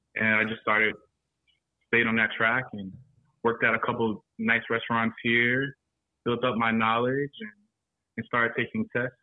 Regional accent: Florence, South Carolina, United States; also born or lived in Charlotte, North Carolina; now in Atlanta, United States; I live here now. I'm originally from Florence, South Carolina

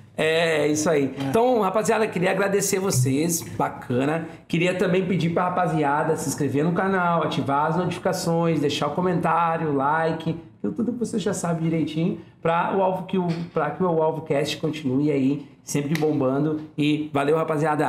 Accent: Porto Alegre, Rio Grande do Sul, Brazil; eu sou da Bom Jesus

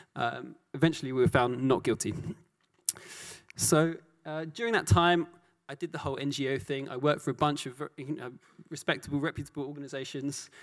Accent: London, United Kingdom; I grew up in South London.

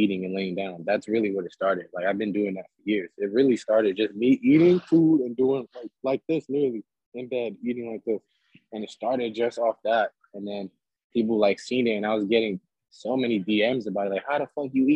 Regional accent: New York City, New York, United States; also born or lived in Brooklyn; I'm born and raised in the Bronx, but I stay out in Lower East Side of Brooklyn.

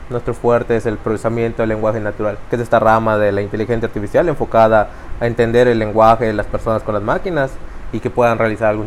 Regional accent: Mérida, Yucatán, Mexico; born there; Eh, pues tengo 35 años y nací aquí en Mérida, Yucatán.

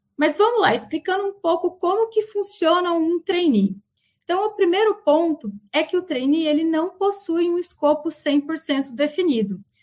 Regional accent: Paraná, Brazil; also born or lived in Umuarama, Paraná; now in Campinas, Brazil; eu tô aqui em Campinas, mas eu também sou do Paraná

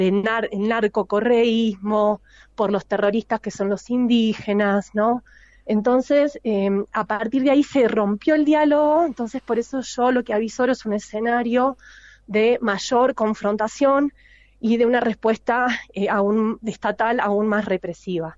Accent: Argentina; a mí como argentina

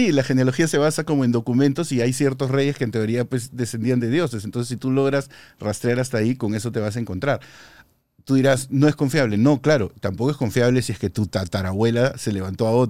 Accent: Peru; cuando no me creen que soy peruano, ¿no? A pesar de que soy rojo y blanco como la bandera del Perú

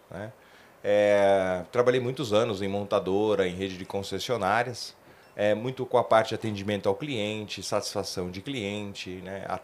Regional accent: São Paulo, Brazil; Mas eu sou paulistano, né? É, minha família está aqui, então para mim está sendo bom retornar à cidade

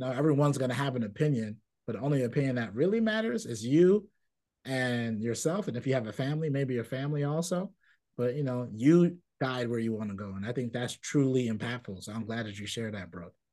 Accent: New York City, New York, United States; I grew up in Brooklyn in a community and a Caribbean community

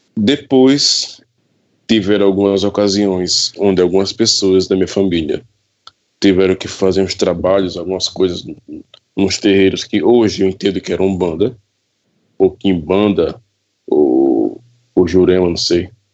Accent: Pesqueira, Pernambuco, Brazil; eu sou natural da cidade de Pesqueira, Pernambuco.

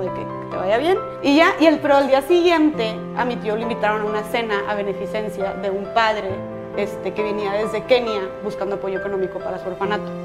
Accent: Monterrey, Nuevo León, Mexico; yo soy de Monterrey

